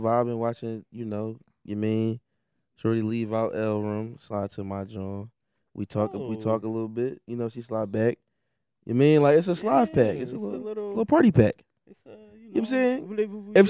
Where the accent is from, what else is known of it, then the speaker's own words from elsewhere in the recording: Philadelphia, Pennsylvania, United States; I'm from South Philly.